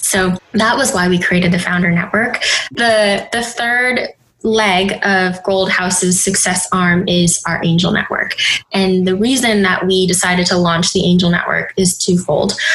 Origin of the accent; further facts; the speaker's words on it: Minneapolis, Minnesota, United States; moved away as an adult; now in New York City, United States; So I was born in Minneapolis, Minnesota. Um, so Midwest, very homogenous community growing up